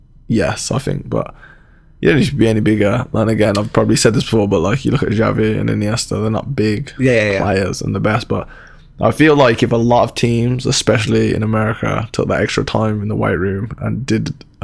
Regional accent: England, United Kingdom; moved away; I grew up in England

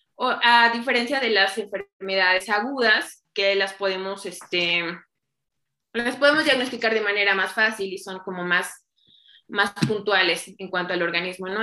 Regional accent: Chignahuapan, Puebla, Mexico; soy originaria de Chignahuapan, Puebla, el lugar donde se hacen las esferas

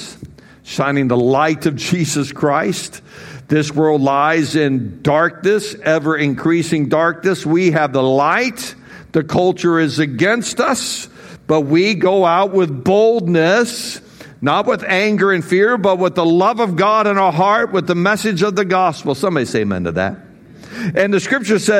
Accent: United States; I'm an American

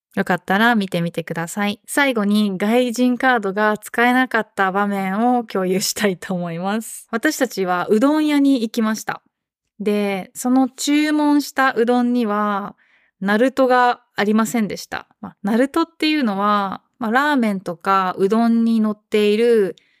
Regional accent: Japan; 私は日本人

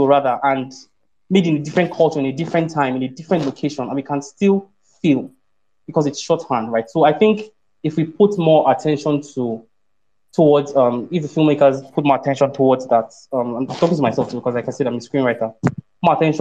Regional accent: Ibadan, Oyo, Nigeria; I grew up in Ibadan.

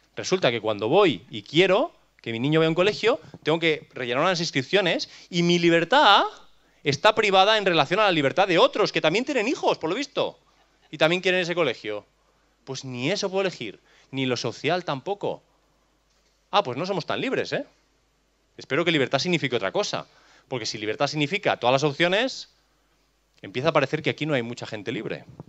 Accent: Catalonia, Spain; No tengo libertad para elegir mi lugar de nacimiento. Cachi, soy catalán

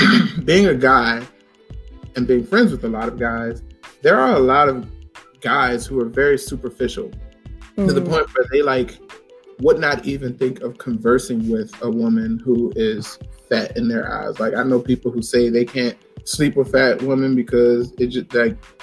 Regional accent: Richmond, Virginia, United States; where I grew up in Richmond

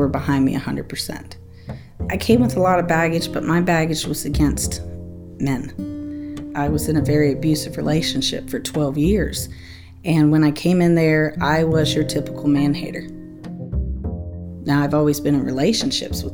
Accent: Outer Banks, North Carolina, United States; now in Durham, United States; I am from the Outer Banks of North Carolina originally

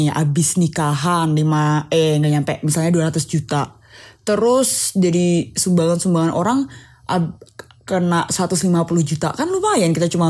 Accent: Semarang, Central Java, Indonesia; Aku ngomongin Jawa Tengah ya karena aku dari Semarang.

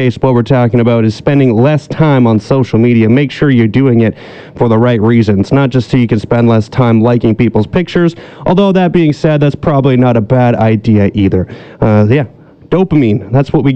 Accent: British Columbia, Canada; we as British Columbians

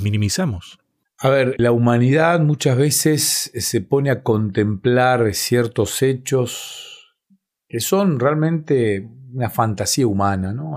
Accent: Bahía Blanca, Buenos Aires Province, Argentina; en la ciudad en la que nací, en Bahía Blanca, en cada iglesia hay una cancha de vóley. Entonces fui eh, jugando ese deporte

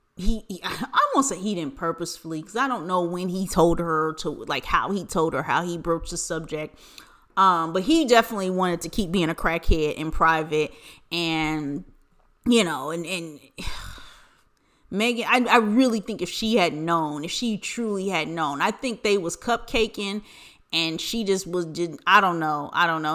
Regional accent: United States; as an American

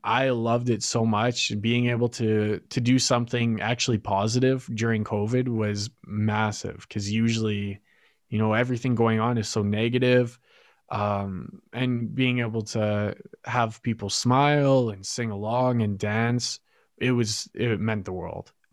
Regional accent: Fort Saskatchewan, Alberta, Canada; I'm originally from Fort Saskatchewan

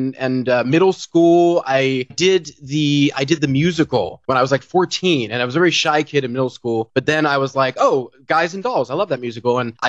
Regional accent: Sudbury, Massachusetts, United States; also born or lived in Merrick, Long Island, New York / Seattle; now in Los Angeles, United States; Long Island, actually, of all places. And then I spent like a year there, and I didn't know what was going on because I was one. And then we moved to Sudbury, Massachusetts, where I grew up, and that's Sudbury, Massachusetts, born and raised.

